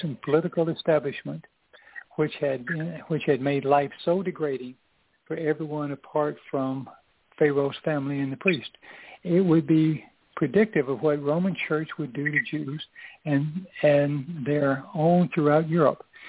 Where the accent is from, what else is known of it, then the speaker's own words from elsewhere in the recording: the South, Southern United States, United States; I'm a Southerner